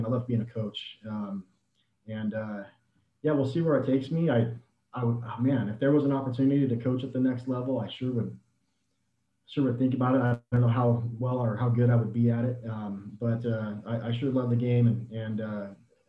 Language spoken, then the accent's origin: English; Mesa, Arizona, United States; I grew up in the Mesa area